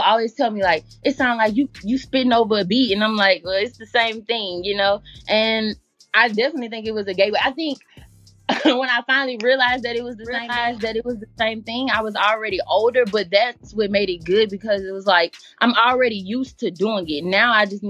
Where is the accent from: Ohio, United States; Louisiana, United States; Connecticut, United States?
Louisiana, United States; Baton Rouge; I'm from Baton Rouge, Louisiana, born and raised